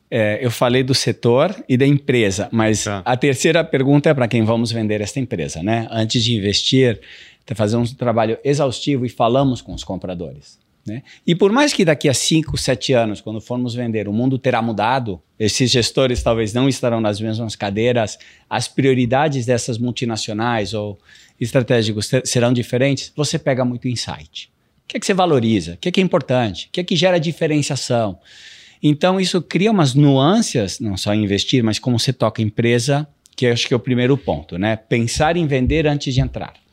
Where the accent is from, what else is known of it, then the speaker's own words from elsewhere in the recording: Brazil; also born or lived in United States; E assim, eu me criei também nos Estados Unidos, eu, eu fiz, é, morei lá uns 10 anos, tá. depois de morar no Brasil, no Midwest